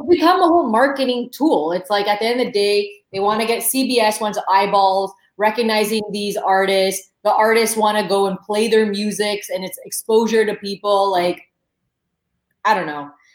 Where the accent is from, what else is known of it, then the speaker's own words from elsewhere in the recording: Saint-Hubert, Quebec, Canada; I grew up in St. Hubert